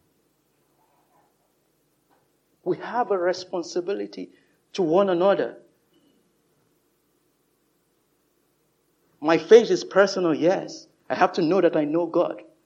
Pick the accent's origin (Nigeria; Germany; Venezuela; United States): Nigeria; moved away; in my home country, Nigeria